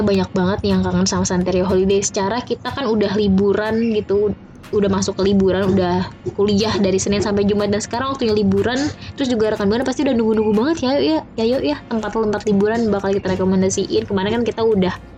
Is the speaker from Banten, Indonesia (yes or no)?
no; Jakarta, Indonesia; gue emang lahir di Jakarta, dari kecil di Jakarta